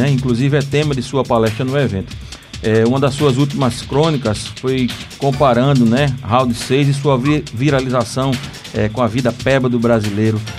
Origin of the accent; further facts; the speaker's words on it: Northeast Region, Brazil; É uma figura que, que dá muito orgulho pra gente. Sendo nordestino ainda mais.